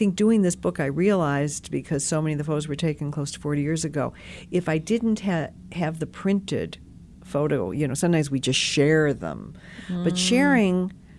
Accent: Detroit, Michigan, United States; growing up in Detroit

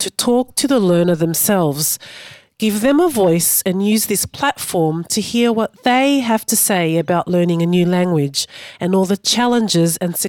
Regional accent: Melbourne, Victoria, Australia; also born or lived in Sydney; I was born in Sydney to Egyptian parents and grew up in Melbourne.

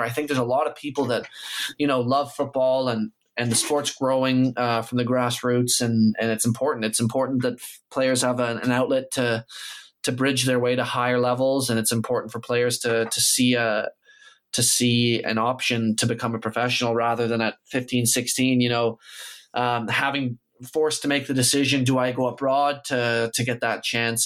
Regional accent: Canada; I am Canadian and I grew up here

